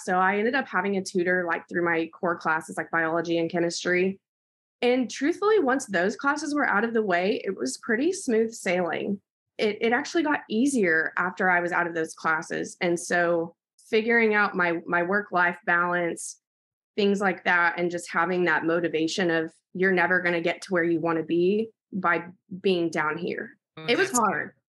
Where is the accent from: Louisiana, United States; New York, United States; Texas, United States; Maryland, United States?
Texas, United States; Snyder; also born or lived in Abilene, Texas; I'm from Snyder, Texas, and I'll be moving to Midland soon.